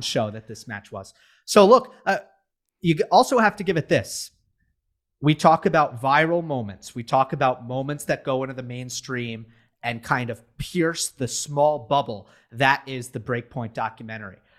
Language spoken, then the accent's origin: English; United States; we're American